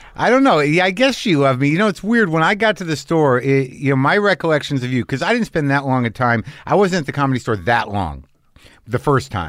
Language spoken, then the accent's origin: English; New Mexico, United States; I grew up in New Mexico